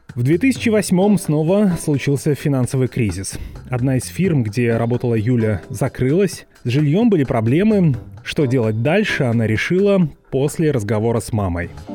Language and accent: Russian; Vorkuta, Komi Republic, Russia; Последний раз мы видели друг друга в Воркуте, где выросли